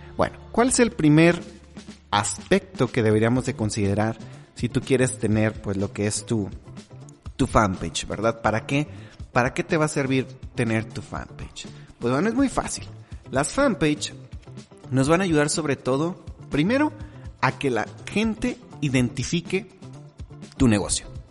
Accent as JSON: {"language": "Spanish", "country": "Mexico", "said": "como decimos aquí en México"}